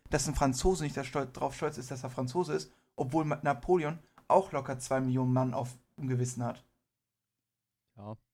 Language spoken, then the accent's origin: German; Iran; ich bin Iraner, ich bin stolz auf mein Land an sich.